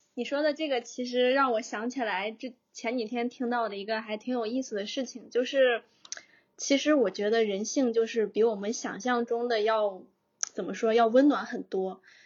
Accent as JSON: {"language": "Chinese", "region": "northern China", "country": "China", "moved": "yes", "lives_now": "Shenzhen, China", "said": "我是北方人"}